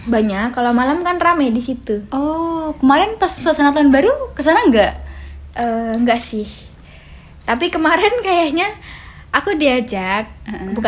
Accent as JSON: {"language": "Indonesian", "town": "Klaten", "region": "Central Java", "country": "Indonesia", "said": "Aku dari Klaten. Klatennya Klaten mana nih? di kota pokoknya"}